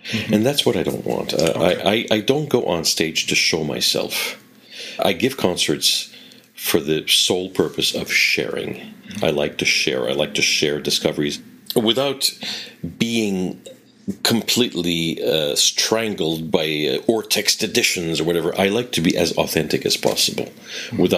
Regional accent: Quebec, Canada; accent: Quebec French; which are not uh, Quebec. I tend to be a little bit of a chameleon and change my accent a little bit to uh, to sound more international, because uh, above all, I want to be understood. Because if I really spoke the way I spoke at home

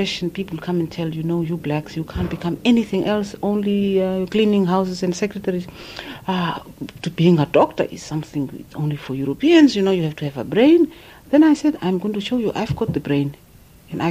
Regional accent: Fransfontein, Kunene, Namibia; moved away as an adult; also born or lived in Otjiwarongo, Namibia / Warsaw, Poland; born in Francfontein. And I grew up there with my grandmother. And usually it's our tradition that your grandparents take you. They don't want you to stay in the towns. And when I was 12, my mother came and picked me up. And I grew up in Ochwarongo

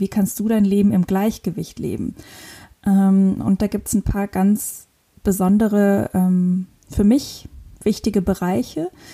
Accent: northern Luxembourg, Luxembourg; moved away as an adult; also born or lived in Innsbruck, Austria / Cape Verde / Lisbon, Portugal; Ich komme aus Luxemburg, bin im tiefen Norden Luxemburgs geboren und aufgewachsen mit ganz vielen Tieren.

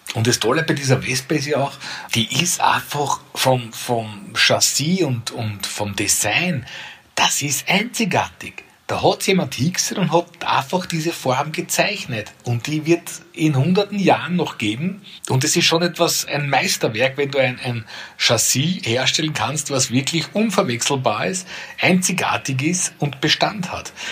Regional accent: Perchtoldsdorf, Lower Austria, Austria; aus Berchtesdorf, meinem Heimatort, wo ich jetzt bei mir im Büro sitze

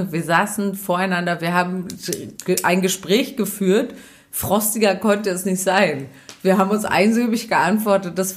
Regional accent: Lower Saxony, Germany; ich komme aus dem Wendland, du kommst aus Berlin

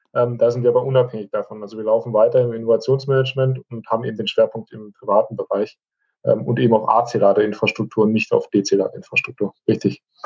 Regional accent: Esslingen am Neckar, Baden-Württemberg, Germany; stamme gebürtig aus Essling am Neckar, 16 Kilometer von der Stadt Stuttgart entfernt

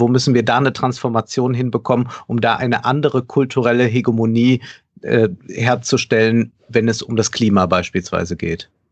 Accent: Germany

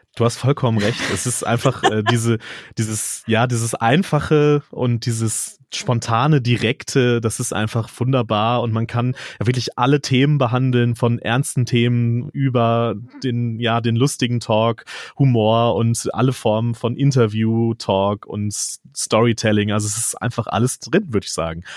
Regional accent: North Rhine-Westphalia, Germany; als gebürtiger Westfaler

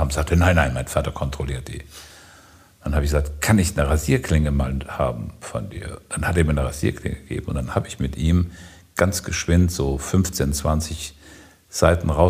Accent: Siegen, North Rhine-Westphalia, Germany; ich bin in Siegen aufgewachsen und es gab ein Erlebnis, das ist unglaublich.

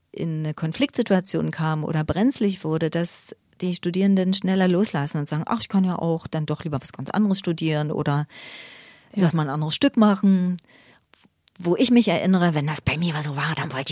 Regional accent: East Germany, Germany; Und ich bin im Osten groß geworden und da gab es ein paar Abenteuer zu bestehen, die meine Kinder nicht haben.

